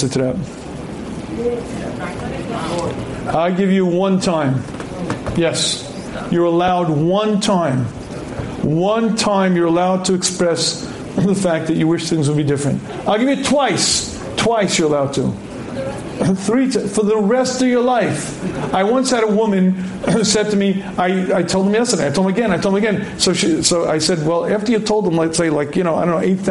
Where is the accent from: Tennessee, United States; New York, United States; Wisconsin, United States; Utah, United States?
New York, United States; New York City; I was born in Queens.